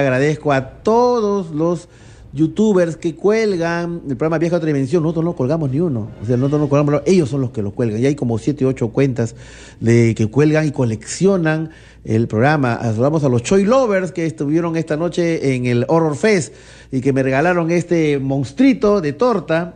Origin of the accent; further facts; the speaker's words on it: Lima, Peru; yo soy limeño